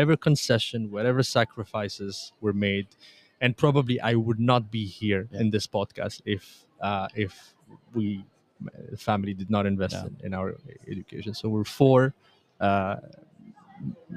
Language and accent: English; Montreal, Quebec, Canada; also born or lived in Tunisia; I was born in Tunisia. I grew up in Canada, Montreal